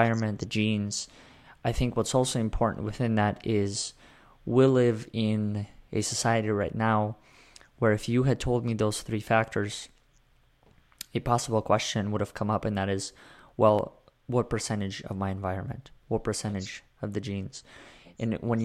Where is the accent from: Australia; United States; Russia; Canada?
Russia; I was born in Russia